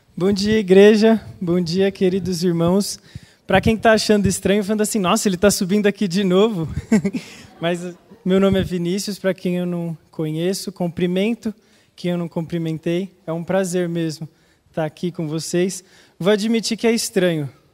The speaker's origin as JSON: {"language": "Portuguese", "country": "Brazil", "said": "nós somos brasileiros, estamos aqui, paulistanos, a maioria"}